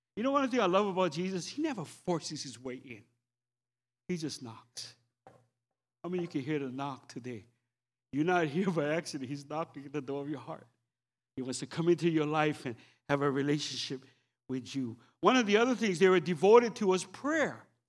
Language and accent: English; Oahu, Hawaii, United States; I'm, I'm from Oahu